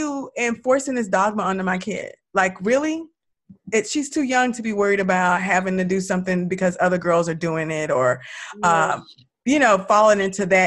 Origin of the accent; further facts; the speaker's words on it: the South, United States; I'm from the South